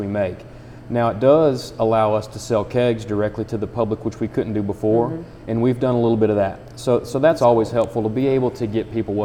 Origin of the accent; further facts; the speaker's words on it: Nicholas County, Kentucky, United States; also born or lived in Harrison County, Kentucky; now in Cynthiana, United States; I am from Nicholas County